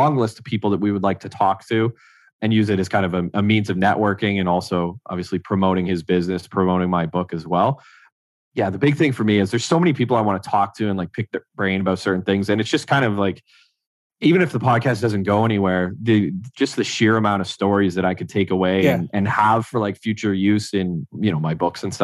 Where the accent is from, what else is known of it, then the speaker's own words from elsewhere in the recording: Renfrew, Ontario, Canada; now in Ottawa, Canada; my hometown, Renfrew